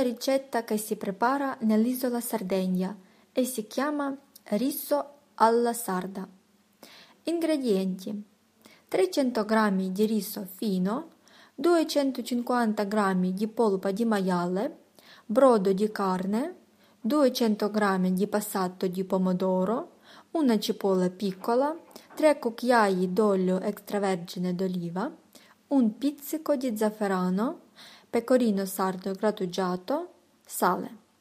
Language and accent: Italian; Ukraine; sono di Ucraina